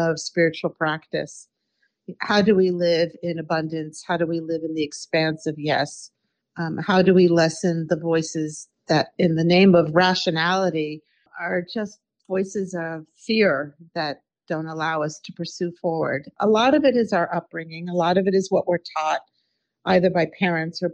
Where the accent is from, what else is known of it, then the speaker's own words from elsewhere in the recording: Washington, District of Columbia, United States; I grew up in Washington, D.C.